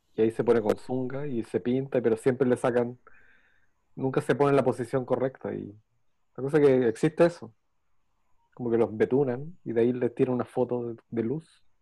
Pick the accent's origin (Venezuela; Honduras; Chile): Chile; somos chilenos